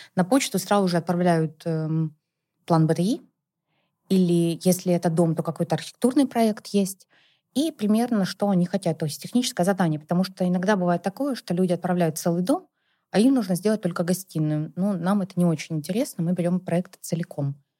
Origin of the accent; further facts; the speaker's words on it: Perm Krai, Russia; now in Moscow, Russia; я, на самом деле, не из Перми, а вообще из области